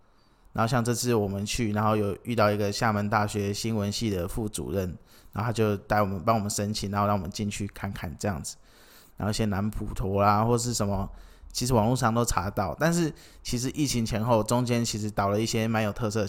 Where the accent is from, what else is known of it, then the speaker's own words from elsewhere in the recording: Kinmen County, Taiwan; 没有，我是金门人这样子。